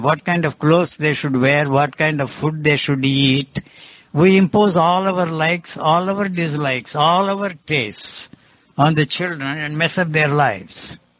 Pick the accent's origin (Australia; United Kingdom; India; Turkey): India; English is a second language; moved away; also born or lived in Switzerland / United States; I came from India. I have spent more time in the Western countries, in America, and in Switzerland, everywhere.